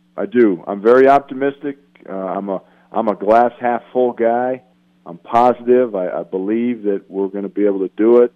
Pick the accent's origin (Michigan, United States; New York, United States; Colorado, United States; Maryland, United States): Colorado, United States; Greeley; when I was just a little kid growing up in Greeley.